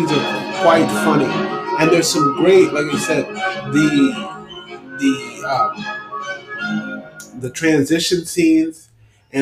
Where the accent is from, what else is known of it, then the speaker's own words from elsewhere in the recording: New York City, New York, United States; I'm from New York City